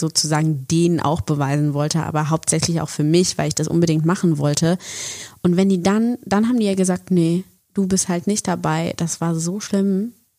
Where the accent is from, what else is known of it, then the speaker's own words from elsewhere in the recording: Bonn, North Rhine-Westphalia, Germany; moved away as an adult; now in Berlin, Germany; ich komme ursprünglich aus Bonn bin nach Berlin gegangen nach dem Abi